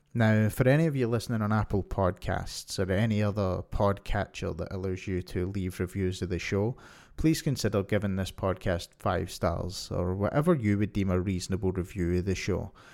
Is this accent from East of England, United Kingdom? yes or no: no; Scotland, United Kingdom; moved away as an adult; now in Ontario, Canada; I'm from Scotland, and I've lived here for most of my life until two years ago when I moved to Ontario, Canada